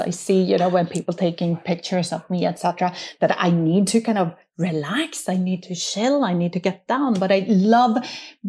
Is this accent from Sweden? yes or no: yes; Sweden; moved away; I grew up in Sweden